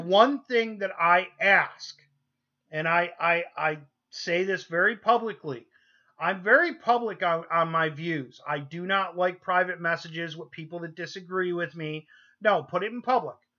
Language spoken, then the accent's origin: English; New York, United States; moved away; we're originally from New York